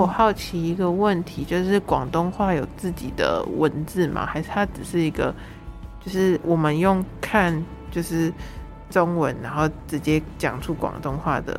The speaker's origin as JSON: {"language": "Chinese", "country": "Taiwan", "said": "就比如说我台湾人可能就是也会只是从什么可能周遭同学或者是社团什么的。"}